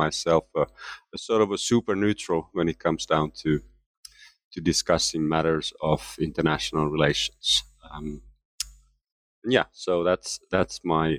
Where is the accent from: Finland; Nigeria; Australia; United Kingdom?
Finland; moved away as an adult; now in United States; Yes, so I am originally from Finland, and I left Finland to pursue graduate studies in the United States in the late 1980s, just as the Cold War was coming to an end.